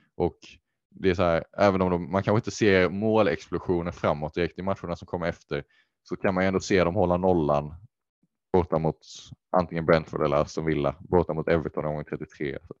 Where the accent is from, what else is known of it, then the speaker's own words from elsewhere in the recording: Sweden; som svensk